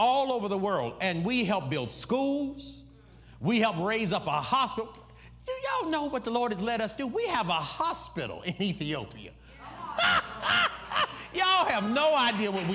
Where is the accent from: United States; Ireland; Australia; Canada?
United States; I'm one of them dumb Americans